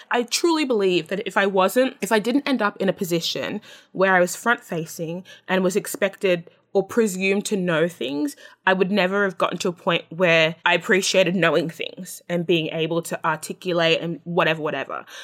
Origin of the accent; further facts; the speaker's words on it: Australia; I'm Australian. That's what I know.